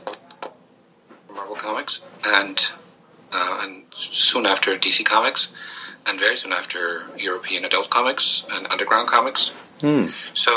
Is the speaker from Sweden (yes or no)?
no; Spain; When I was growing up in Spain